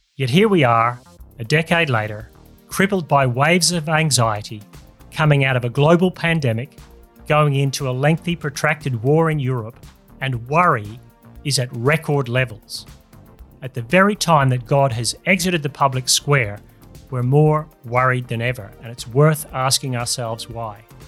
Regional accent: Australia; Here in my home country of Australia

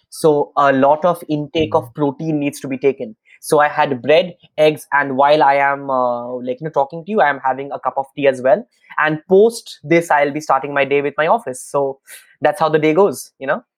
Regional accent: Kolkata, West Bengal, India; I'm in uh, Kolkata in my hometown in India

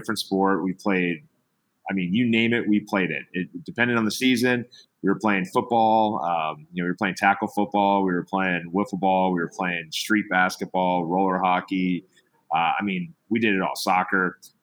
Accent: Cincinnati, Ohio, United States; now in Los Gatos, United States; I was born and raised in Cincinnati, Ohio.

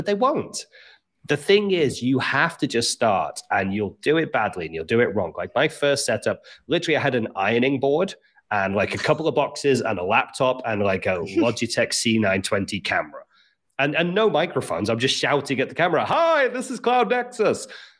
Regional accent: Liverpool, North West England, United Kingdom; I should sound like I'm from Liverpool, but I don't.

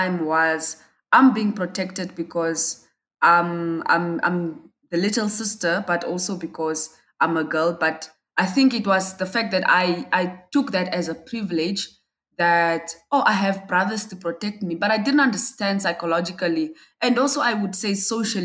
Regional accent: Windhoek, Khomas, Namibia; I'm from Namibia and I live in Windhoek.

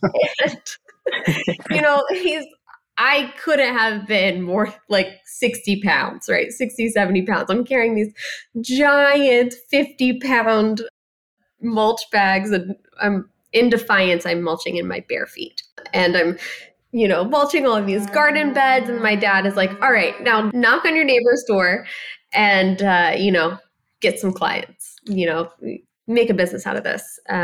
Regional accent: Ohio, United States; a very small girl growing up in Ohio. I tell people I'm Middle Eastern and Midwestern, which makes me chronically nice as well. And, you know, Ohio is just an amazing place to raise a family.

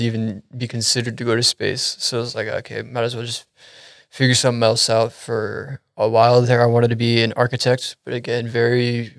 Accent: Frisco, Texas, United States; now in Euless, United States; I was born and raised up in the Frisco area. Just recently moved down to the Euless Arlington area.

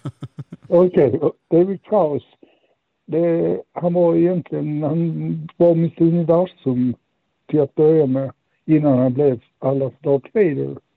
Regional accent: Malmö, Skåne, Sweden; moved away; Jag är från Malmö ursprungligen

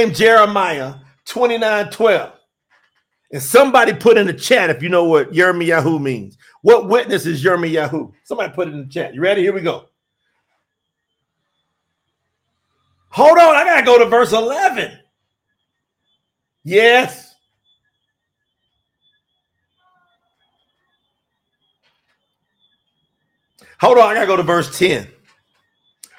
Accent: the South, United States; now in Colombia; I'm from the South, too

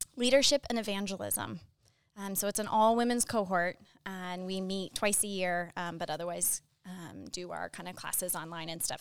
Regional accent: Phoenix, Arizona, United States; also born or lived in Boston; I was born in Boston, but grew up in Phoenix, Arizona

